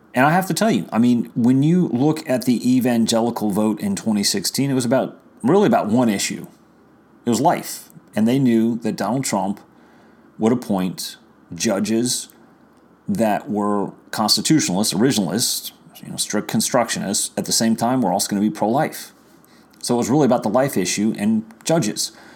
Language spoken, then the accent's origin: English; Virginia, United States; my home state of Virginia